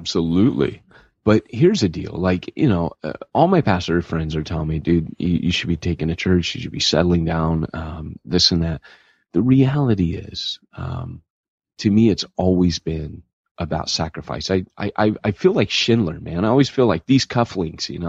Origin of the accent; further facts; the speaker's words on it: Huntington Beach, California, United States; My hometown is Huntington Beach, California